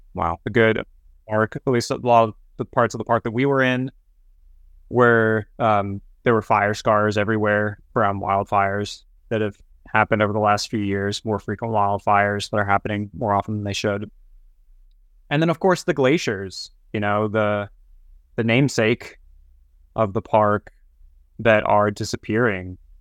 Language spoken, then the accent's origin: English; Topeka, Kansas, United States; I grew up in Topeka, Kansas